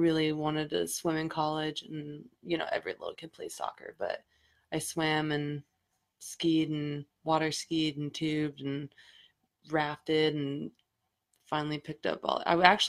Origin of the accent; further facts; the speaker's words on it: Rio Rancho, New Mexico, United States; moved away; I'm from Rio Rancho, New Mexico originally.